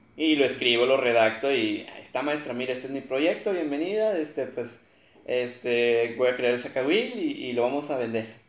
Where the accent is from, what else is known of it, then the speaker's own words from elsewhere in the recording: Matamoros, Tamaulipas, Mexico; soy aquí de Matamoros también